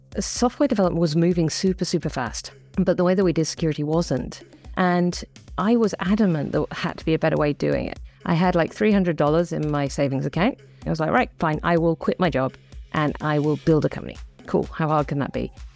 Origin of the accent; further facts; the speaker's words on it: the Midlands, England, United Kingdom; now in New Zealand; I come from a small town in the Midlands